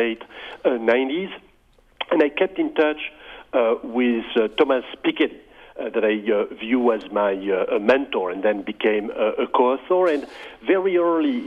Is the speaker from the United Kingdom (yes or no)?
no; France; moved away as an adult; now in United States; I grew up in France, and I started studying mathematics